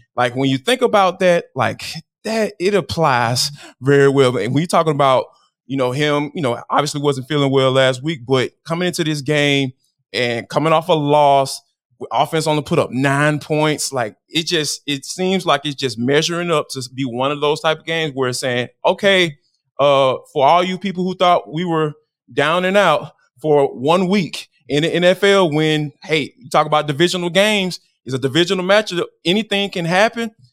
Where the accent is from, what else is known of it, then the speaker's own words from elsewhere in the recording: Atlanta, Georgia, United States; growing up in Atlanta